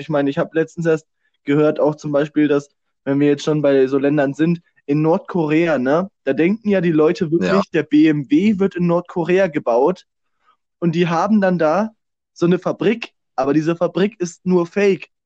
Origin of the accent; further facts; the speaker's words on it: Germany; als Deutsche